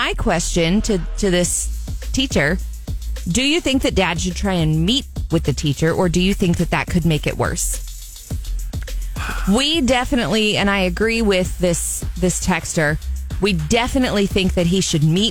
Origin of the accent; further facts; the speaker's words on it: Jefferson City, Missouri, United States; my hometown, Jeff City